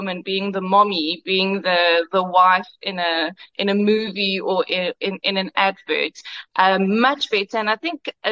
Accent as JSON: {"language": "English", "region": "Karoo", "country": "South Africa", "said": "I'm from the Karoo. My dad was a farmer"}